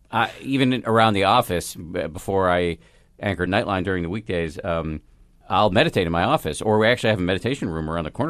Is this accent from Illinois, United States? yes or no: yes; Chicago, Illinois, United States; Chicago, and you know we're like Irish Catholic people.